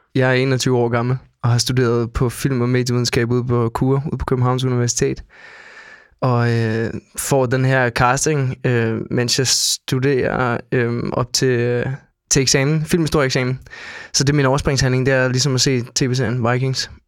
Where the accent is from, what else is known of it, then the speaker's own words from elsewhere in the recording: Denmark; jeg er dansker